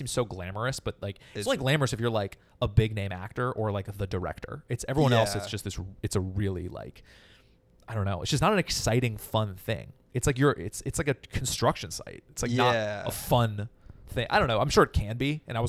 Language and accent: English; Berkeley, California, United States; moved away as an adult; also born or lived in Chicago; now in Los Angeles, United States; Yes, I grew up near Berkeley.